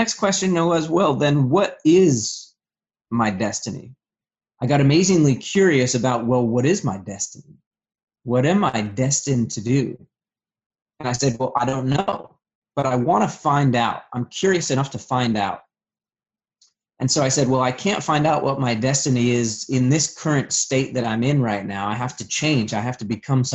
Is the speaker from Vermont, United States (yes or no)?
yes; Vermont, United States; I'm originally from Vermont. I had a pretty rough childhood.